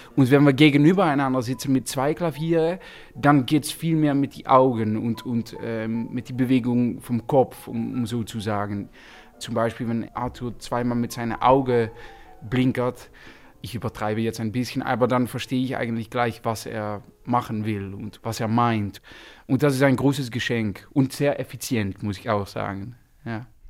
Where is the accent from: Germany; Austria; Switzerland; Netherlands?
Netherlands; German is a second language; wir sind Holländer